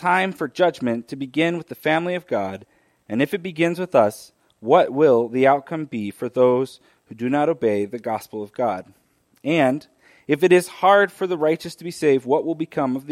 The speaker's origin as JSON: {"language": "English", "region": "Arizona", "country": "United States", "tie": "born or raised there", "said": "I grew up in Arizona"}